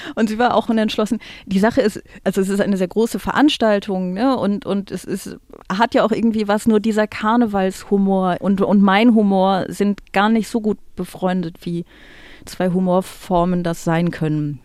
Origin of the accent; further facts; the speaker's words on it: Aachen, North Rhine-Westphalia, Germany; Ich komme ja aus Aachen